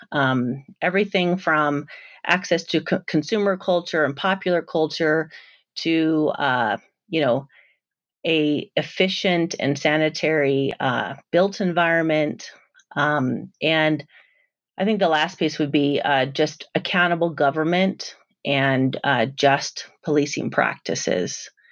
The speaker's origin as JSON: {"language": "English", "town": "San Jose", "region": "California", "country": "United States", "tie": "born or raised there", "said": "I'm a Mexican-American, and I grew up in San Jose, California"}